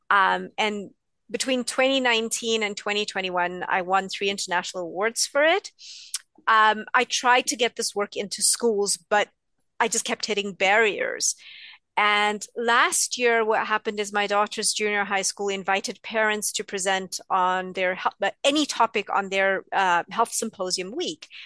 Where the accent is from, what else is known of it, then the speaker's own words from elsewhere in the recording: India; So I'm East Indian. We are supposed to love cooking, and I hate it.